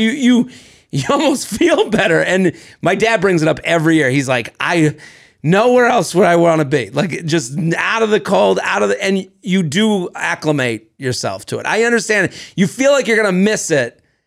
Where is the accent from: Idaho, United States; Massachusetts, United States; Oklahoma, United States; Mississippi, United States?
Massachusetts, United States; Needham; I come from Needham, Massachusetts